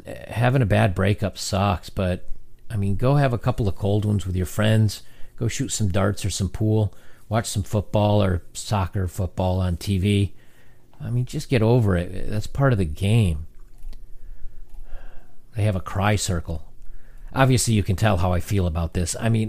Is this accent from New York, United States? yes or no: no; Louisiana, United States; I grew up in Louisiana where the definition of a man is very narrow. Do you hunt or do you play football? And I didn't do either. I grew up feeling like an outsider.